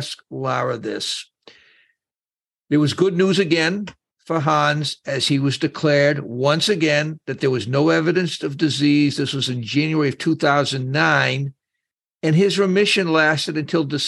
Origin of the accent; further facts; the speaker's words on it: Boston, Massachusetts, United States; I'm from Boston